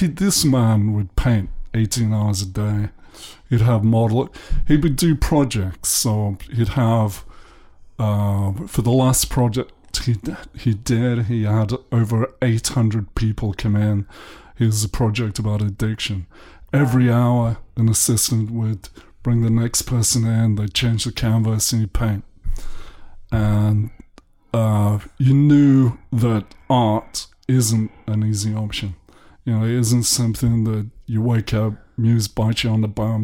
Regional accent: the north of England, United Kingdom; moved away; also born or lived in London; I'm English. I was born in the north of England in 1955

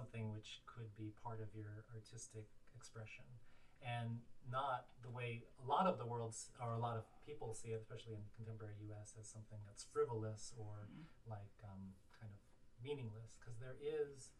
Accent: Hawaii, United States; moved away as an adult; also born or lived in Pittsburgh, United States / New York, United States; I grew up in Hawaii

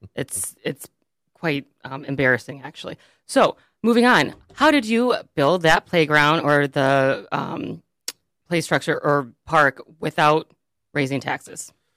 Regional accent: Birmingham, Michigan, United States; I grew up in Birmingham, and the Birmingham Public Schools

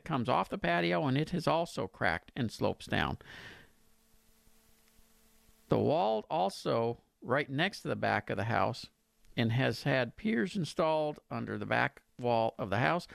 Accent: Pasadena, United States; in Pasadena, my hometown

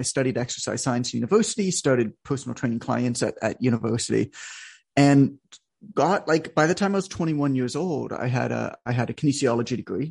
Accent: Canada; I'm Canadian, so I was playing ice hockey because that's what Canadians do.

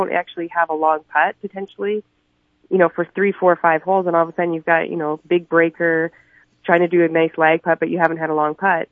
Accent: British Columbia, Canada; moved away as an adult; also born or lived in New Mexico / South Dakota; now in United States; I grew up in Canada, British Columbia, actually.

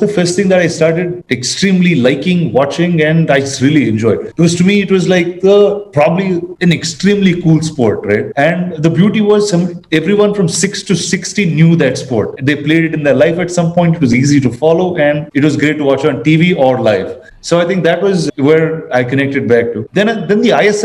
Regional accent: India; being an Indian

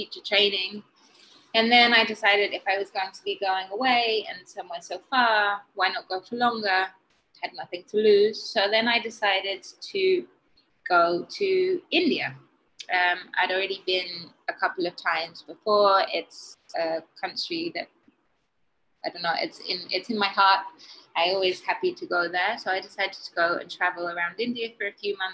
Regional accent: England, United Kingdom; moved away as an adult; also born or lived in Brighton, England; now in Mexico; I'm from England originally. I have been in Mexico for almost 7 years

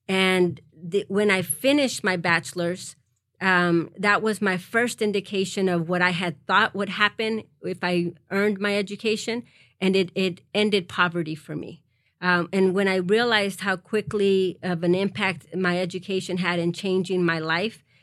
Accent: Harlingen, Texas, United States; also born or lived in Mexico; I grew up in the Rio Grande Valley

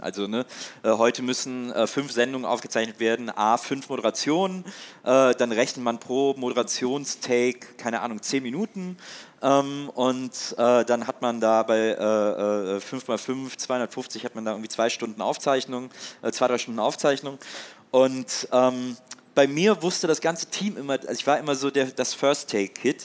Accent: Wesseling, North Rhine-Westphalia, Germany; moved away as an adult; also born or lived in Cologne / Munich / Hamburg; now in Berlin, Germany; dann bin ich aber trotzdem noch in Wesseling, wo ich aufgewachsen bin

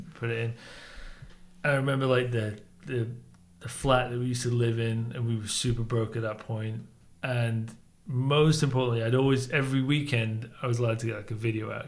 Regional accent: Leeds, Yorkshire and the Humber, United Kingdom; also born or lived in Spain; I grew up in Leeds.

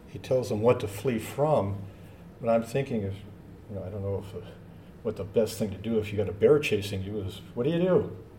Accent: Washington, United States; moved away; I'm from Washington State

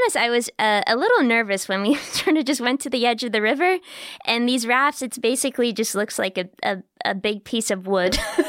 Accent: United States; as an American is just so cool.

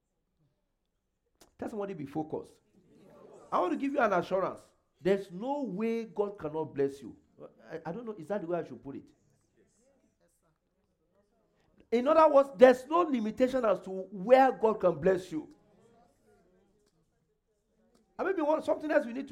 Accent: Nigeria; moved away as an adult; now in Canada; I came from Nigeria. I had never been to US

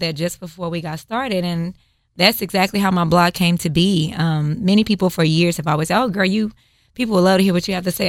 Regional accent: Houston, Texas, United States; I'm a native Houstonian, born and raised.

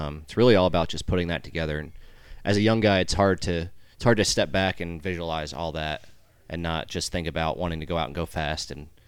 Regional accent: New Jersey, United States; My dad, I'm from New Jersey, up north. My dad raced modifieds, him and his two brothers, actually.

